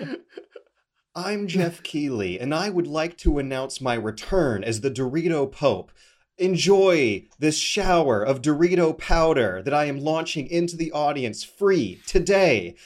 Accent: Canada; I'm a Canadian, uh, internet video producer

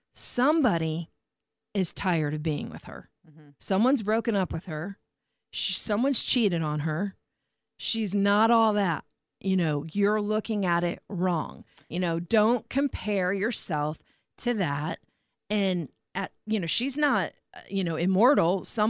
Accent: Warsaw, Indiana, United States; moved away as an adult; I came from Indiana to here.

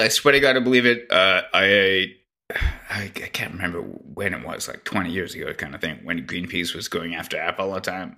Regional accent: Canada; I'm Canadian

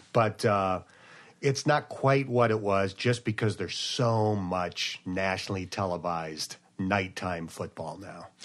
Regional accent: near Buffalo, New York, United States; moved away; I grew up near Buffalo

